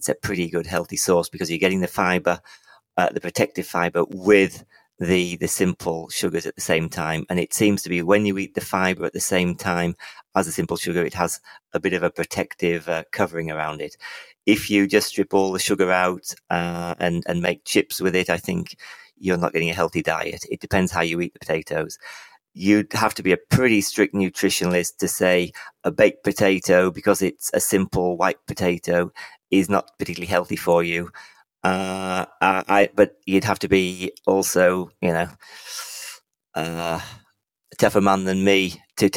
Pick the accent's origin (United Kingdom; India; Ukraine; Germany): United Kingdom; England; I'm from England